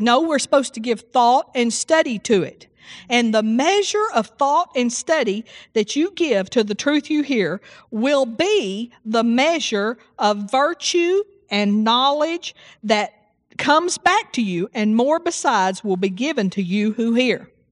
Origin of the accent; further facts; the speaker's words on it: Seagraves, Texas, United States; I grew up in Seagraves, Texas, and it's 2,500 people